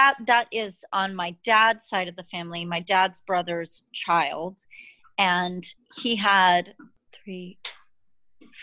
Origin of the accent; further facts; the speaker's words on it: Massachusetts, United States; We're all from Massachusetts.